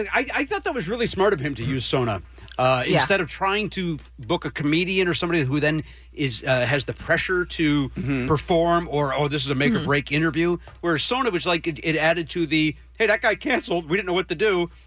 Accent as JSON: {"language": "English", "town": "Chicago", "region": "Illinois", "country": "United States", "tie": "born or raised there", "said": "I grew up in Chicago"}